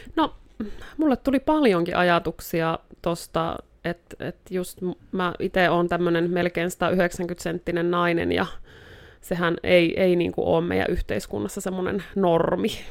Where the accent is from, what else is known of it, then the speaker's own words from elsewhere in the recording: Joensuu, North Karelia, Finland; now in Rovaniemi, Finland; täältä Joensuusta olen alun alkujaan kotoisin, mutta nykyään asustelen tuolla Rovaniemellä